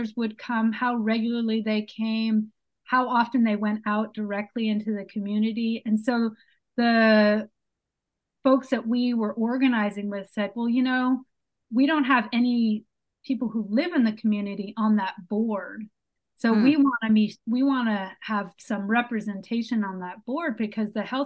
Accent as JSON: {"language": "English", "town": "San Francisco", "region": "California", "country": "United States", "also_born_or_lived": "Brazil", "moved": "as an adult", "lives_now": "Los Angeles, United States", "said": "I'm originally from San Francisco, but have lived in LA for the last 8 years"}